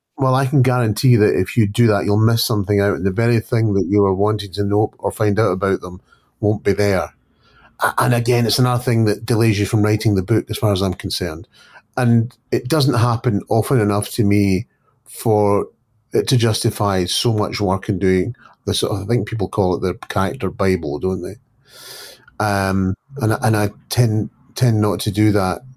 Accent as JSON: {"language": "English", "region": "Scotland", "country": "United Kingdom", "said": "I'm always referred to as a Scottish crime writer."}